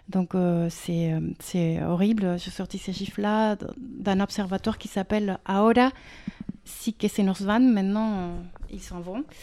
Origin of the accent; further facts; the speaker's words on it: Mexico; now in France; je viens du Mexique.